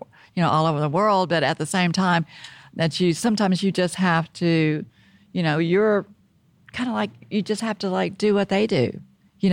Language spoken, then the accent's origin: English; Texas, United States; also born or lived in London; being from Texas